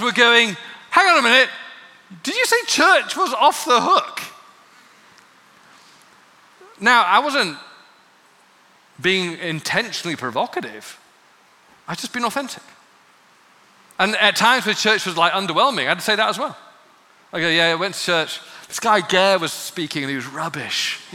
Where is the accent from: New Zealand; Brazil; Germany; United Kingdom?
United Kingdom; England; growing up in England